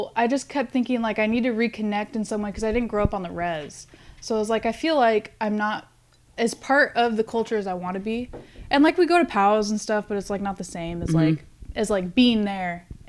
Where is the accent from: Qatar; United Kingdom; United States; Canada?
United States; Tacoma, Washington; moved away as an adult; also born or lived in Alaska; now in Corpus Christi, United States; I mean, Washington is cool. I grew up in kind of like a farm-ish area.